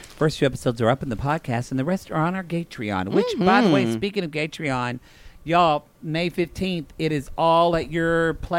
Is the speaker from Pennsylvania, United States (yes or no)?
no; Oklahoma, United States; And I'm from Oklahoma.